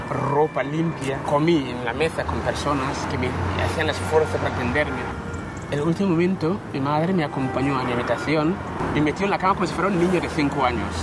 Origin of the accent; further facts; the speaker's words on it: Ghana; Spanish is a second language; moved away as an adult; now in Spain; soy de Ghana, un pueblo que se llama Fiasos